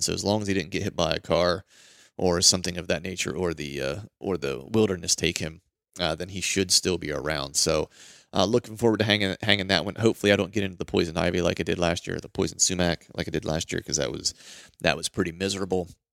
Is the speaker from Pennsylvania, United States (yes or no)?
yes; Pennsylvania, United States; I'm from Pennsylvania, grew up hunting Pennsylvania